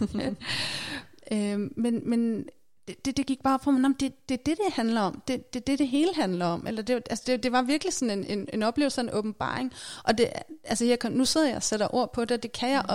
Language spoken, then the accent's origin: Danish; Værløse, Capital Region of Denmark, Denmark; i Værløse, hvor jeg voksede op